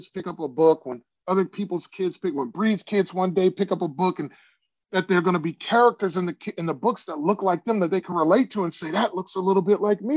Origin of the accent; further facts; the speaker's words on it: Chicago, Illinois, United States; moved away as an adult; also born or lived in Iowa; I grew up in Chicago